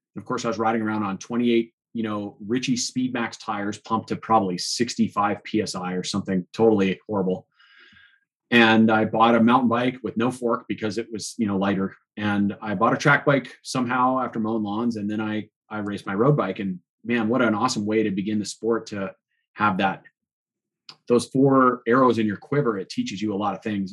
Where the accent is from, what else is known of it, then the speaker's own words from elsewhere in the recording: Boulder, Colorado, United States; growing up here in Boulder and riding here for 35 years